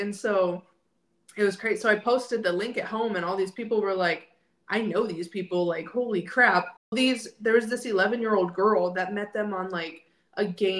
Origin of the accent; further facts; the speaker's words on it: South Dakota, United States; moved away; also born or lived in Indiana / Florida; were from my hometown in South Dakota.